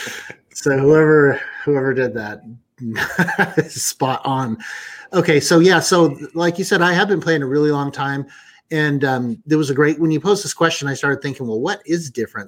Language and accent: English; Kansas City, Missouri, United States; I'm from Kansas City